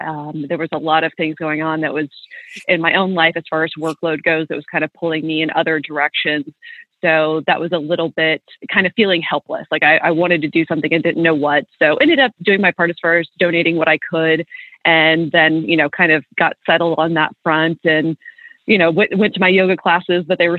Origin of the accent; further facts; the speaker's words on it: Illinois, United States; also born or lived in Kentucky / Florida / Buffalo; now in Nashville, United States; So I'm originally from Kentucky. That's where my parents still live. And I've spent a lot of time down here. I moved around. I grew up in Southern Illinois, lived out in Florida a while, then was in Buffalo for about 10 years.